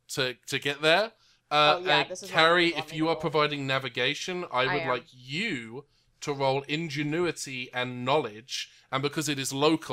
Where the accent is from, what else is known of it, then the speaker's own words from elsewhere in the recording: Watford, East of England, United Kingdom; moved away; also born or lived in China; Well, I was born in China, raised in actually in Watford in England, and then I moved here.